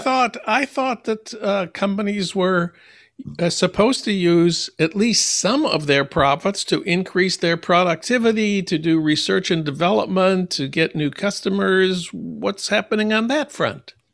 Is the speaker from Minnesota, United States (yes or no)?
yes; Saint Paul, Minnesota, United States; my hometown of Saint Paul